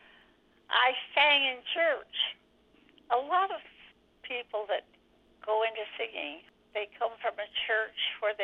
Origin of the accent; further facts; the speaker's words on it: Lansing, Michigan, United States; moved away as an adult; also born or lived in New York City; my childhood was in Lansing, Michigan